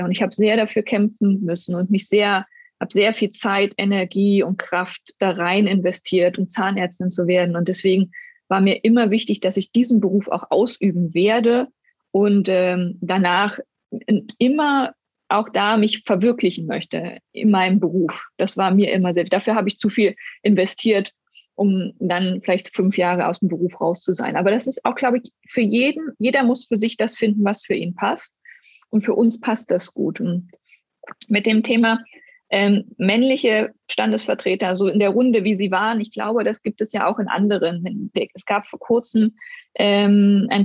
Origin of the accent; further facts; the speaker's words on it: East Germany, Germany; Ich bin ja in Ostdeutschland groß geworden und bei uns war es selbstverständlich, dass eine Frau nach acht Wochen arbeiten geht.